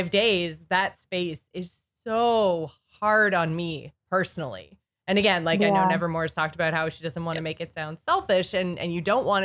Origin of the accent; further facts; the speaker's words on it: Canada; I'm Canadian. So I'm up in Canada